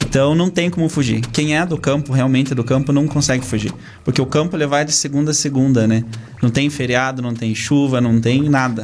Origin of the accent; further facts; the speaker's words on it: Castro, Paraná, Brazil; Sou de Castro, natural da cidade de Castro. Nasci no interior aqui de Castro.